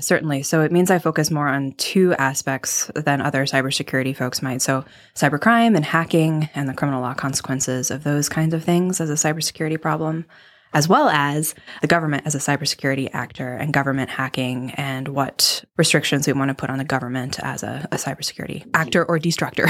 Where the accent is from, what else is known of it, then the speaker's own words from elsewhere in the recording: Midwest, United States; I'm from the Midwest